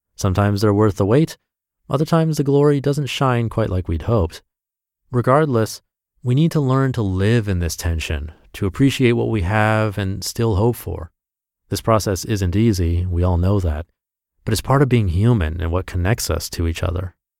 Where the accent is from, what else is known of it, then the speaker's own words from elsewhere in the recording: Midwest United States, United States; growing up in the Midwest United States